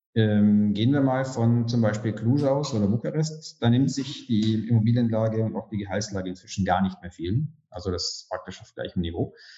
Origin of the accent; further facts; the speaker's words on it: Germany; now in Romania; Ich bin als Deutscher